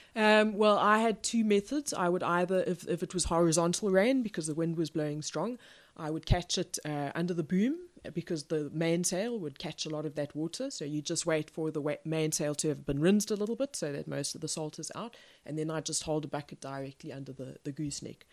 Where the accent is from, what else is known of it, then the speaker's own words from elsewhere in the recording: Pretoria, Gauteng, South Africa; I was born in Pretoria in South Africa, which is, uh, not on the coast